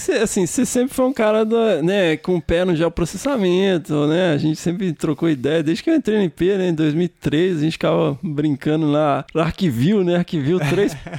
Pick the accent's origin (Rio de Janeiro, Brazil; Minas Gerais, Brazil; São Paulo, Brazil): Minas Gerais, Brazil; eu sou mineiro